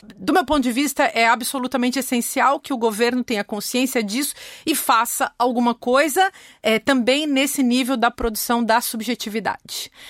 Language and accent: Portuguese; Brazil; moved away as an adult; sempre fui muito feliz no meu país